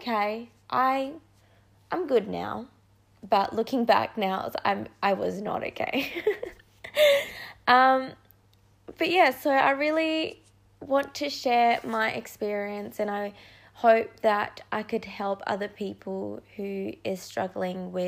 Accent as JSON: {"language": "English", "town": "Perth", "region": "Western Australia", "country": "Australia", "also_born_or_lived": "Indonesia", "said": "I'm from Perth, Western Australia. I was born in Indonesia, but I've been in Australia for the last 2008"}